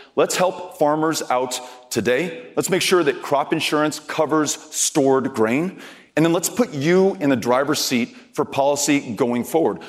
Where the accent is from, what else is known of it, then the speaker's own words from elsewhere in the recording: El Paso, Texas, United States; my hometown of El Paso, Texas